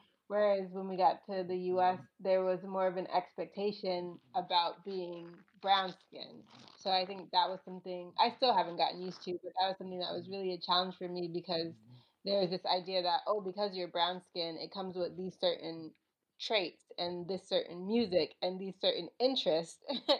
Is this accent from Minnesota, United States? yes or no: no; Virginia, United States; also born or lived in Bahamas; So I'm originally from I'm originally from Virginia, I would say. I was actually born in the Bahamas because my grandmother was living there for a while with my mom.